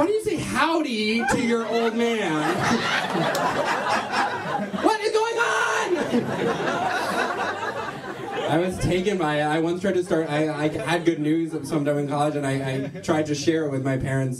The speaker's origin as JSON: {"language": "English", "town": "New York City", "region": "New York", "country": "United States", "tie": "born or raised there", "said": "I'm from New York. I learned a lot about being from New York from my mom."}